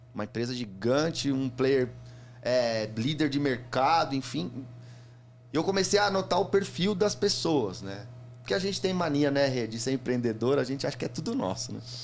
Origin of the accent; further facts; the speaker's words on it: São Paulo, Brazil; sou da Zona Leste ali do, e, e, a minha agência era ali no Carrão